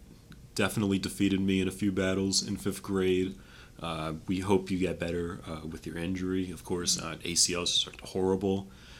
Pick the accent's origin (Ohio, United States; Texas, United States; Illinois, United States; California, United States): Ohio, United States; Cleveland; I'm from Cleveland, Ohio.